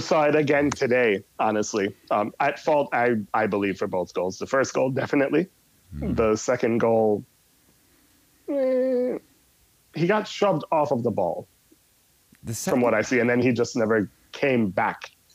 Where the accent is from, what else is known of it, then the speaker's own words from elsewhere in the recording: New York City, New York, United States; also born or lived in Jamaica; I am originally Jamaican uh, and grew up in New York City